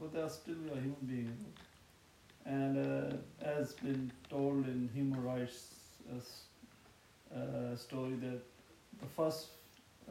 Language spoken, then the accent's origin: English; Pakistan; I'm Pakistani, background and Pakistani